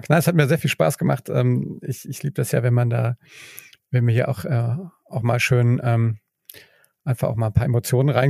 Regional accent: Mainz, Rhineland-Palatinate, Germany; Ich meine, du, ich komme ja aus Mainz, das ist nicht ganz halb so groß, aber fast äh, nur halb so groß wie, wie, wie Bielefeld.

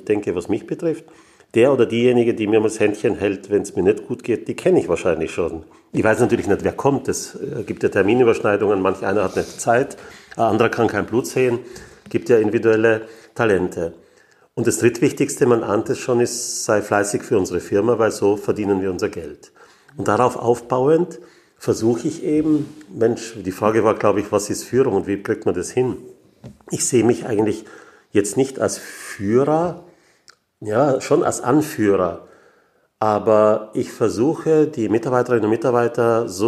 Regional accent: Graz, Styria, Austria; born there; Ich komme aus Österreich. Ich bin in Graz geboren

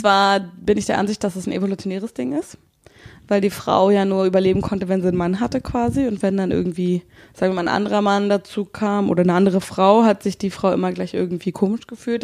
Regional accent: Berlin, Germany; accent: Berlin dialect; also born or lived in Brandenburg; Ich bin Berliner

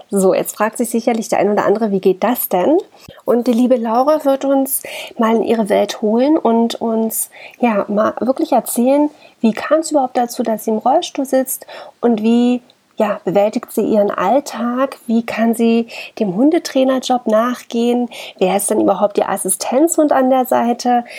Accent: Germany; bei uns in Deutschland

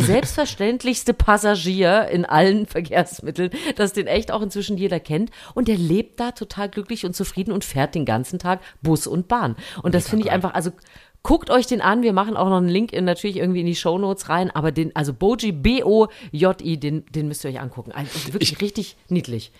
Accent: East Germany, Germany; ich bin ja äh, äh, im Osten sportlich groß geworden

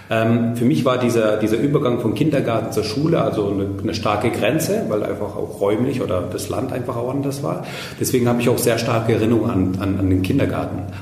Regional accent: Baghdad, Baghdad Governorate, Iraq; born there; Nein, ich bin in Bagdad geboren.

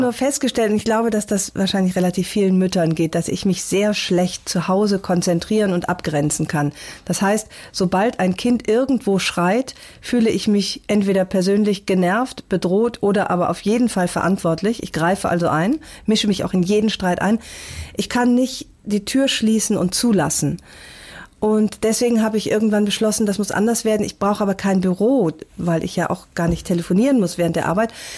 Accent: North Rhine-Westphalia, Germany; now in Hamburg, Germany; Ich ähm, bin tatsächlich sehr heimatverbunden

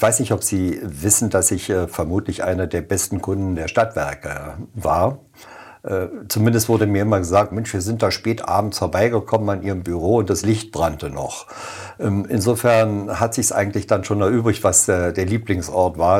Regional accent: Germany; also born or lived in Oranienburg; now in Frohnau, Berlin, Germany; ich bin Wessi

